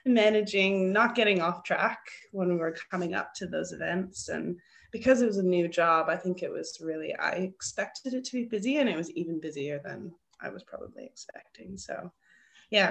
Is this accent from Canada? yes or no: yes; Ontario, Canada; accent: Canadian; moved away as an adult; now in Australia; I'm originally from Ontario, so it's nice to have the Canadian accent back in my life regularly.